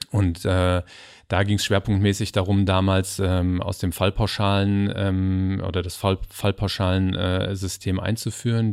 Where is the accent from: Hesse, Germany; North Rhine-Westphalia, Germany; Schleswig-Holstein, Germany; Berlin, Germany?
Hesse, Germany; Kriftel; also born or lived in Hamburg; ich wohne jetzt in, in Kriftel tatsächlich. Da bin ich auch groß geworden.